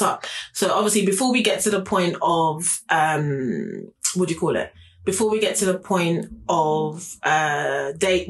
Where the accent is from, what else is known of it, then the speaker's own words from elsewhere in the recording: London, United Kingdom; I'm from South London